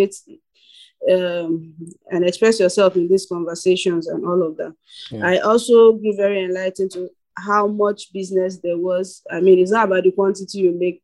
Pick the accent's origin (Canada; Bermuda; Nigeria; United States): Nigeria; being a Nigerian filmmaker